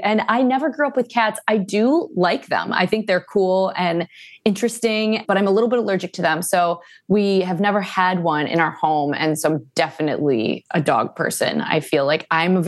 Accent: Cleveland, Ohio, United States; now in Los Angeles, United States; I'm from Cleveland, Ohio

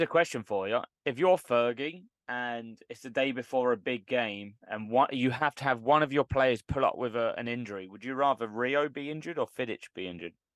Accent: London, United Kingdom; I'm from London

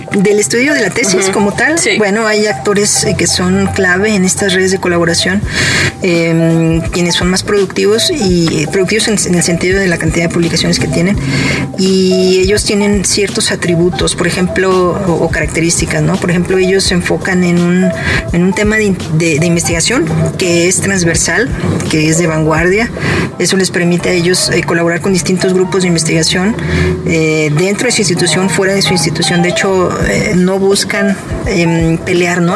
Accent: León, Guanajuato, Mexico; moved away as an adult; also born or lived in Monterrey / San Diego / Manchester; now in Guadalajara, Mexico; Yo nací en la ciudad de León, Guanajuato

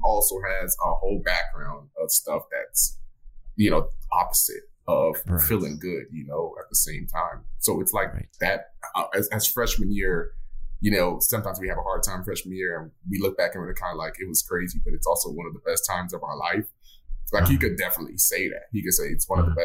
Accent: Miami, Florida, United States; I'm from Miami, Florida

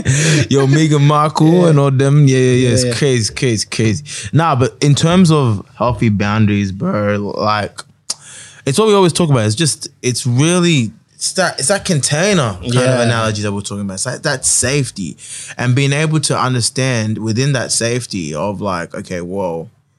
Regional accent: London, United Kingdom; What are you talking about? I'm from London still.

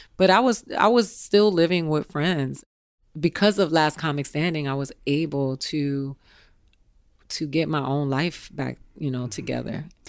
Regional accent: Miami, Florida, United States; also born or lived in Tallahassee; I'm from Miami, but I went to school in Tallahassee

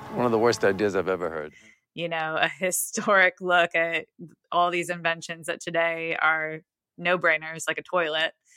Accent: Buffalo, New York, United States; moved away as an adult; now in Nashville, United States; I'm not in Toronto, but I grew up in Buffalo

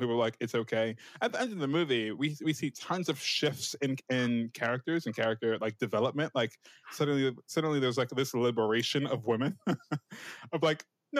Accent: United States; I'm American

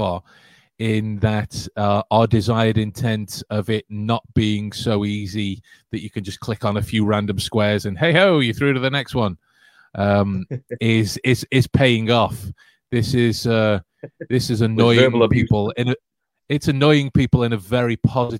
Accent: England, United Kingdom; The joy of being English

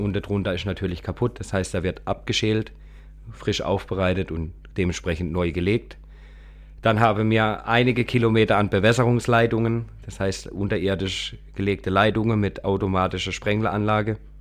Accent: Kappel-Grafenhausen, Baden-Württemberg, Germany; ich komme aus Kabelgrafhausen.

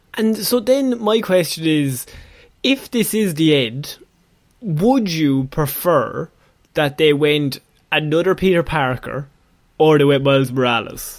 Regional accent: Ireland; two Irish lads

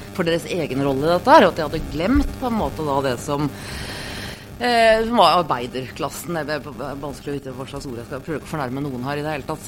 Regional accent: Norway; hjemme i Norge

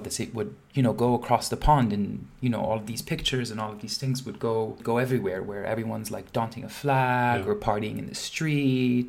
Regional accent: Dubai, United Arab Emirates; moved away; growing up in Dubai and growing up in a Muslim family

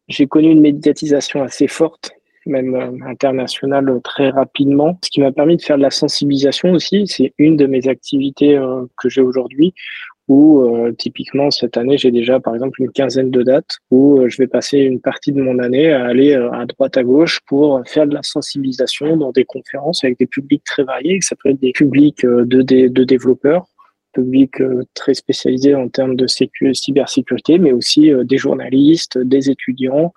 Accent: Toulouse, Occitania, France; je suis toulousain

